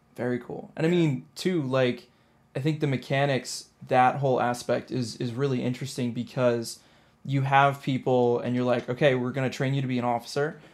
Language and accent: English; Annapolis, Maryland, United States; Annapolis, Maryland